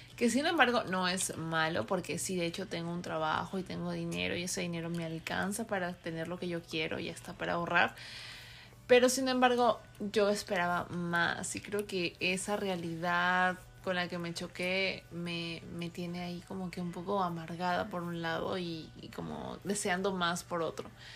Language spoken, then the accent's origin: Spanish; Peru; moved away as an adult; also born or lived in California; now in United States; cuatro años viviendo aquí, soy peruana, y pensé que una vez que había terminado mi carrera allá en Perú